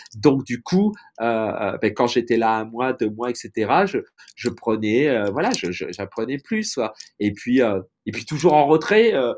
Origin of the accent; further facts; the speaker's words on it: Tours, Centre-Val de Loire, France; moved away as an adult; now in Los Angeles, United States; je suis né à Tours, j'ai vécu en France